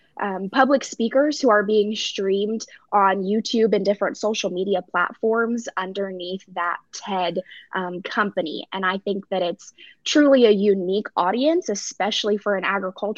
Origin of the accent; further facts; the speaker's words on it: Stevensville, Montana, United States; moved away; I grew up in Stevensville, which is very close to Hamilton